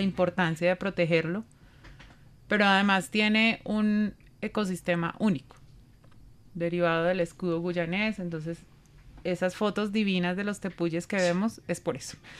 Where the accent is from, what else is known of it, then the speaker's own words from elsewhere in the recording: Colombia; nosotros como colombianos